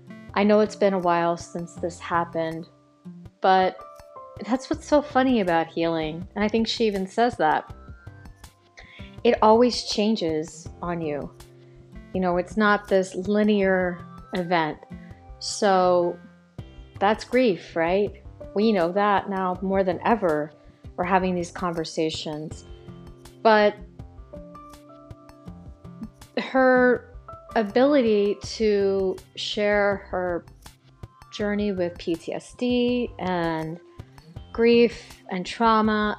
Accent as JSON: {"language": "English", "town": "Baltimore", "region": "Maryland", "country": "United States", "tie": "born or raised there", "said": "my hometown of Baltimore City"}